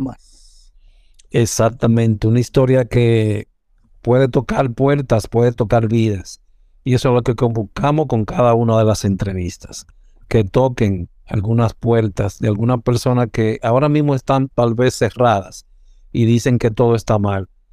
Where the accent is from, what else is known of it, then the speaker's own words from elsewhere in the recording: Santo Domingo Este, Distrito Nacional, Dominican Republic; Yo me crié en la calle 6, frente a Los Molinos